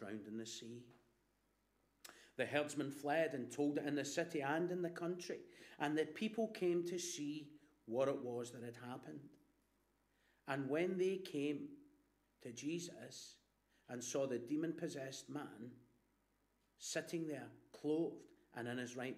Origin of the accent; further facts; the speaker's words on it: Glasgow, Scotland, United Kingdom; My mum is from Hag Hill, and I was brought up in Black Hill.